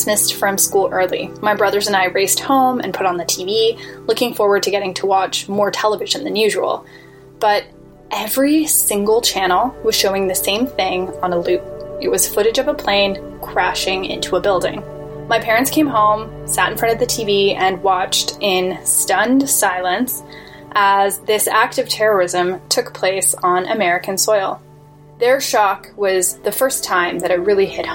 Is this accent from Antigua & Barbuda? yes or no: no; Toronto, Ontario, Canada; I was born and raised in Canada, in Toronto, actually